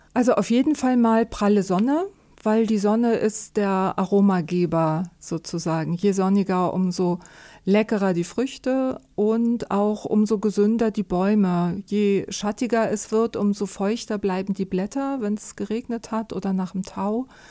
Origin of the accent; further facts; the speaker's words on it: Germany; bei uns in Deutschland